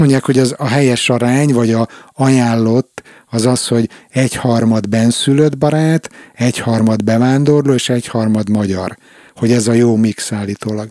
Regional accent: Hungary; now in Stockholm, Sweden; én is magyar vagyok

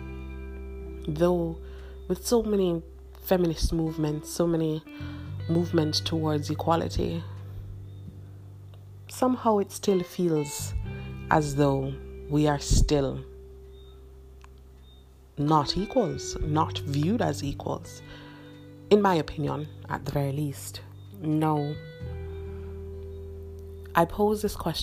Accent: Jamaica; I am Jamaican

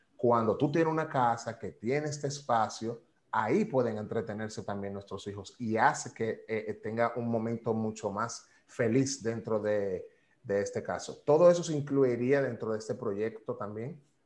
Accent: Dominican Republic; also born or lived in New York, United States

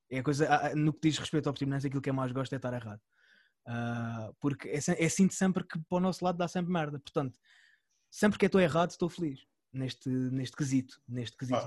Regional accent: Algarve, Portugal; a gente aqui, uh, enquanto algarvios

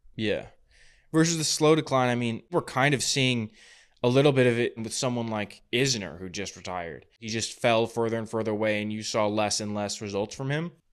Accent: Napa, California, United States; a tournament that I was a ball boy at in my hometown, the Napa Challenger

